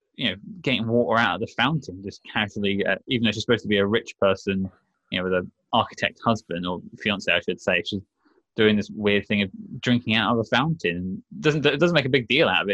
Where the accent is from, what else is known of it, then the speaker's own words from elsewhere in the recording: United Kingdom; I'm British